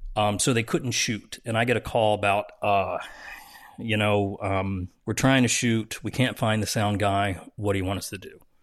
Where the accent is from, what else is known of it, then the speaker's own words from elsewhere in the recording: New Jersey, United States; I'm from Jersey